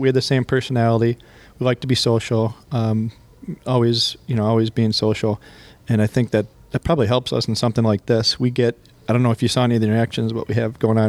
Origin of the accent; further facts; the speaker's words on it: West Seneca, New York, United States; also born or lived in Buffalo; Grew up in West Seneca, went to St. Francis High School, went to SUNY Fredonia, went to UB for my master's degree. So I'm Buffalo born and bred